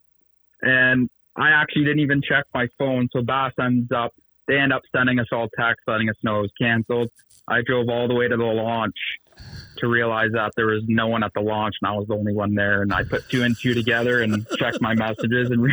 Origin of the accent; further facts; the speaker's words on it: Bowmanville, Ontario, Canada; I'm from Bowmanville, Ontario